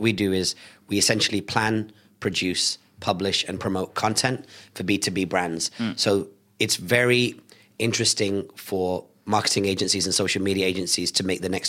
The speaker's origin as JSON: {"language": "English", "town": "Bolton", "region": "North West England", "country": "United Kingdom", "tie": "born or raised there", "said": "I was born in Bolton."}